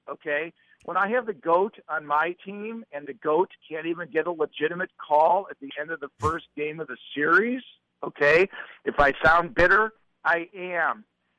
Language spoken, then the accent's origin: English; Akron, Ohio, United States; I'm 62 years old. I've been a sports fan for years. I'm from Akron, Ohio